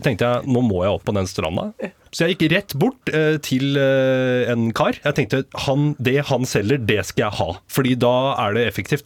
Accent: Rakkestad, Østfold, Norway; jeg er fra Rakstad

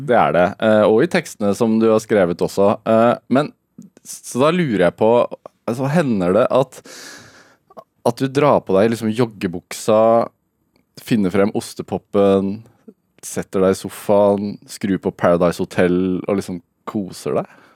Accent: Østfold, Norway; Vi som har vokst opp på, i Østfold eller på Østlandet

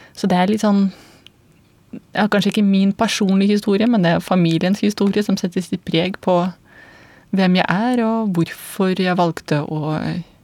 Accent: Belarus; Norwegian is a second language; moved away as an adult; now in Norway; jeg kommer fra Hviterussland

